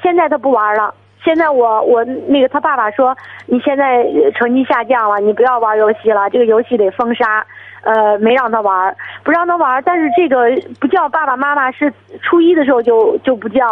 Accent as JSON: {"language": "Chinese", "town": "Shijiazhuang", "region": "Hebei", "country": "China", "said": "我是那个石家庄的"}